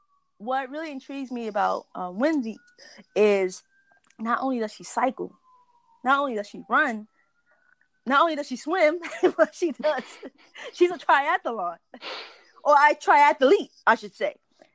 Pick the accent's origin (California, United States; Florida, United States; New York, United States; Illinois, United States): New York, United States; New York City; we're from the Bronx